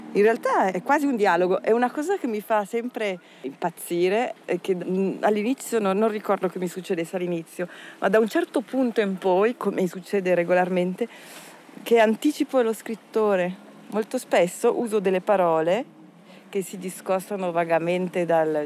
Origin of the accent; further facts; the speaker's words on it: Minusio, Ticino, Switzerland; moved away as an adult; also born or lived in Locarno / Turin; now in Paris, France; Sono cresciuta a Minusio, che è un comune confinante